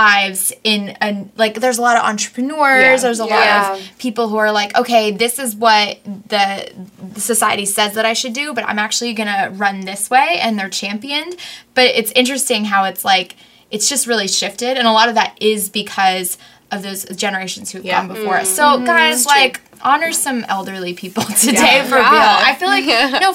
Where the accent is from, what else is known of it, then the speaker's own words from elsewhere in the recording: New York, United States; we're both from New York